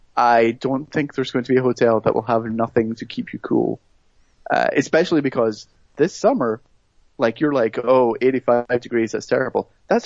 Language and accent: English; Scotland, United Kingdom; moved away; I'm from Scotland